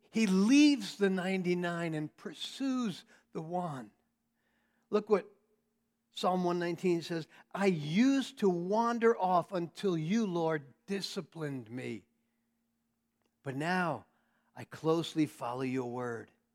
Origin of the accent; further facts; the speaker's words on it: New York, United States; I'm a New Yorker